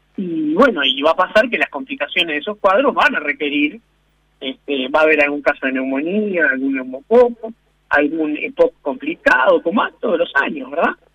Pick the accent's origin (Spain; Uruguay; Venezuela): Uruguay; como uruguayos